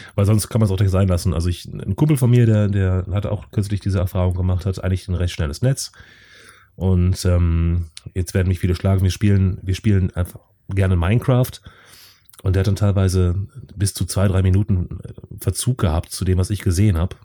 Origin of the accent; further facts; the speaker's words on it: North Rhine-Westphalia, Germany; ich komme auch aus NRW, allerdings aus einem anderen Teil von NRW als der Chris.